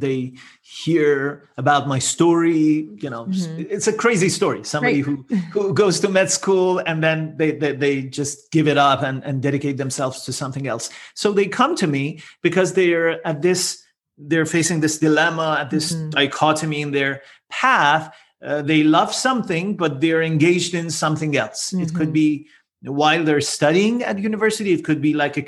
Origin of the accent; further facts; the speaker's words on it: Iran; moved away as an adult; also born or lived in Netherlands; now in Toronto, Canada; I'm originally from Iran, but then my wife and I moved to the Netherlands and eventually we landed in Toronto, Canada.